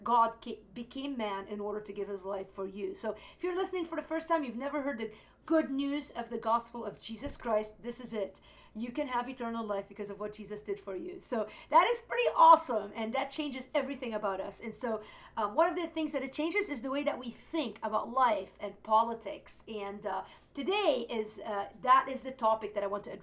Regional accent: Beirut, Beirut Governorate, Lebanon; moved away; I grew up in West Beirut, Lebanon, in the 70s and 80s

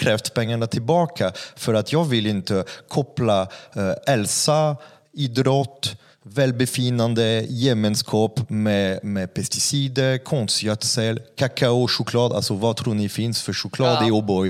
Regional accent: France; Swedish is a second language; now in Sweden; jag är inte svensk så det vore ju, det vore ju otacksam, otacksam fransk jävel som kommer till Sverige

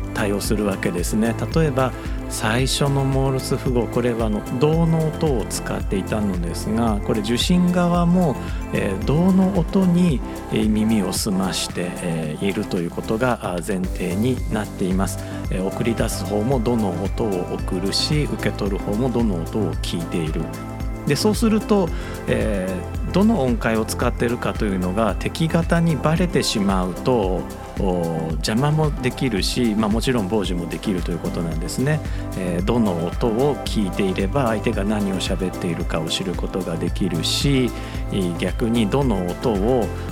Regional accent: Osaka, Japan; 僕大阪人なので、えー、何々させてもらうというのついつい言っちゃう

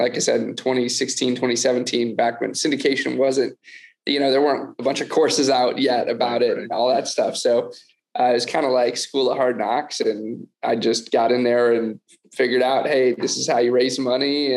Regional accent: outside of Detroit, Michigan, United States; now in Austin, United States; I grew up outside of Detroit, Michigan, in the suburbs

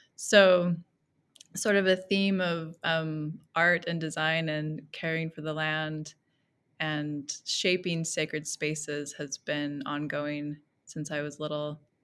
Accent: Millcreek, Utah, United States; I grew up in Mill Creek, Utah, so I've been, um, sort of in Utah most of my life

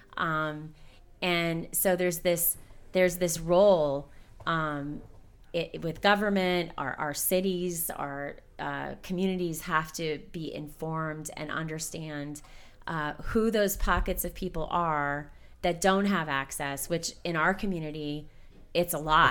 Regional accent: Hazleton, Pennsylvania, United States; also born or lived in Wilkes-Barre, Pennsylvania; I was raised in Hazleton

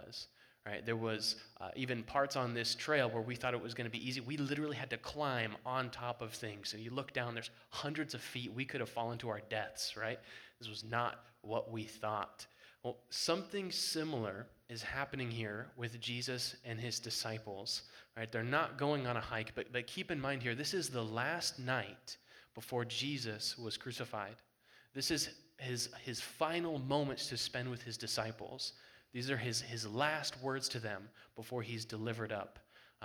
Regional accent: Colorado, United States; We're from Colorado

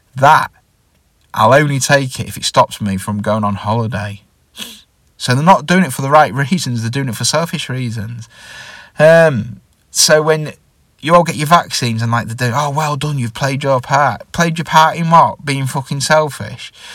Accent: England, United Kingdom; I'm from England

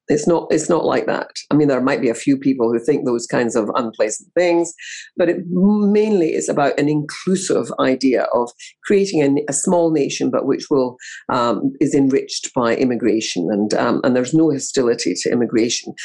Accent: Scotland, United Kingdom; growing up in Scotland

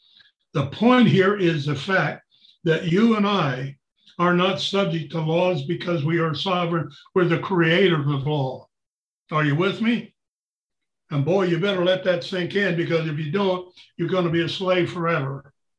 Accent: United States; I'm a sovereign because I'm an American.

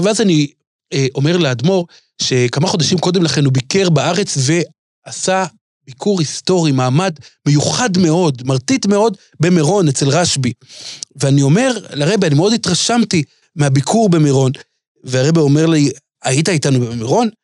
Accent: Jerusalem, Jerusalem District, Israel; אני הייתי ילד בירושלים

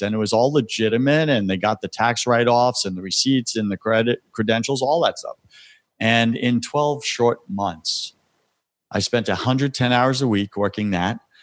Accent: Long Island, New York, United States; now in Tampa, United States; I'm from Long Island, born and raised on

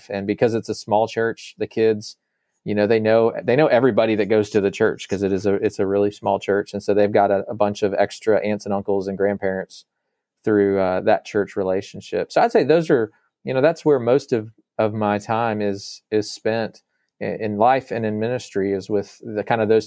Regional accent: Virginia, United States; also born or lived in Arkansas, United States; But primarily, I grew up in Northern Virginia near the Washington D.C. area because of that, and then we eventually moved back to uh, the south to Arkansas near where some of his his and my mom's family are.

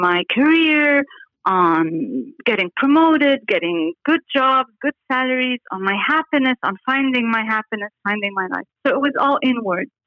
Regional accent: Beirut, Beirut Governorate, Lebanon; moved away as an adult; also born or lived in Paris, France / United States; now in Dubai, United Arab Emirates; I was born in Beirut, Lebanon in 1968 and went to Paris to start an architecture school uh, when I was 18

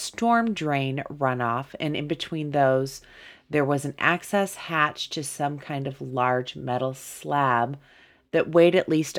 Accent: Muncie, Indiana, United States; I grew up in Muncie, Indiana.

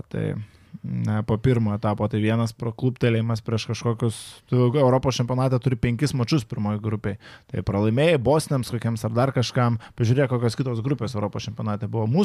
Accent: Kaunas, Kaunas County, Lithuania; Pagrindinė, aš e, kaip kaunietė suprantu, kad Vilniuje yra šiuo metu viena problema per siauros gatvės.

